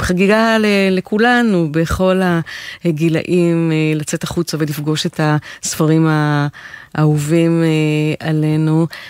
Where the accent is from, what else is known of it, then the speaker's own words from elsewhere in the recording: Israel; הצברית התוססת